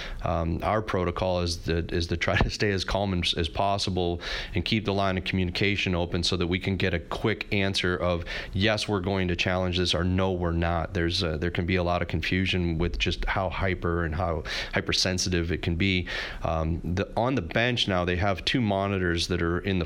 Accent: St. Louis, Missouri, United States; having been born and raised in St. Louis

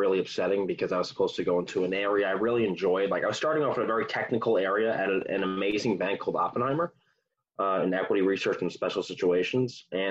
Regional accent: New Jersey, United States; I love it. A lot of people complain about it. I love Jersey. I think it's one of the best places to raise a kid.

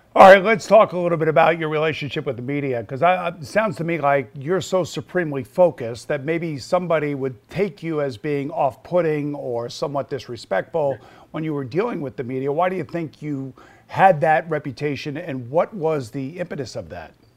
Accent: New Yorker, United States; as a New Yorker and as a Met fan

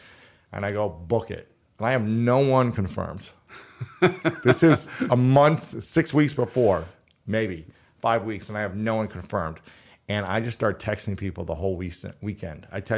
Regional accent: Ohio, United States; now in Los Angeles, United States; I'm not a fan of the cold. I moved to LA from Ohio.

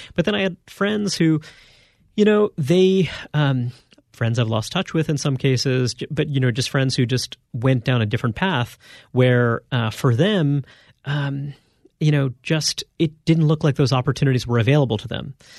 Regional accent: New York City, New York, United States; I grew up in Brooklyn, New York

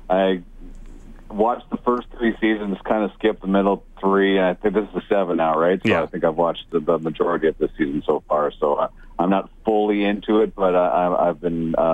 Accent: Cochrane, Alberta, Canada; I grew up in Cochrane. There was not much around us either

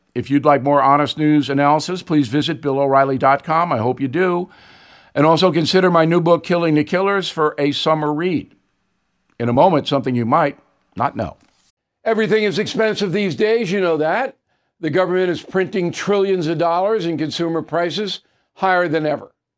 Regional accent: Levittown, New York, United States; We didn't have much growing up in Levittown

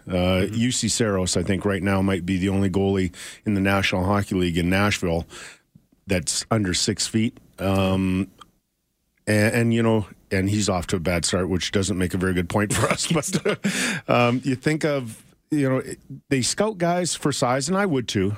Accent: Edmonton, Alberta, Canada; I grew up in Edmonton

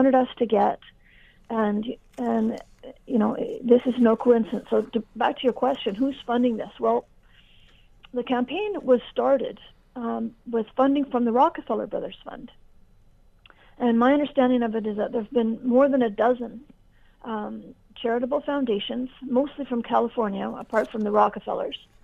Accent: Canada; we're all Canadian.

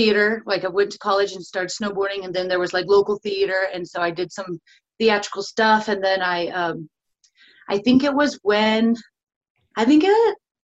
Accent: Sierra Nevada south of Yosemite, California, United States; also born or lived in Mammoth Lakes, California; in California, not anywhere near where my family or anywhere near where my family came from. In a very small mountain town in the Sierra Nevadas, I would say just south of Yosemite.

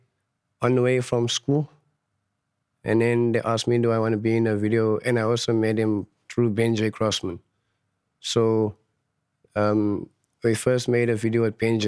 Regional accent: Johannesburg, Gauteng, South Africa; I grew up in Fietas, in Frederdorp, my hometown in Johannesburg. It's quite a nice area if you get to know the people and the people knows you.

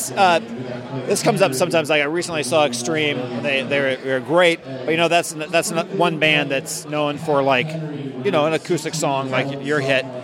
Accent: New York, United States; No, I'm from New York originally.

